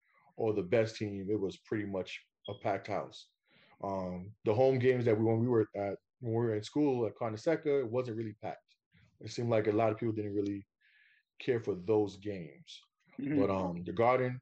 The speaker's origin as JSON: {"language": "English", "region": "New York", "country": "United States", "said": "I'm from New York"}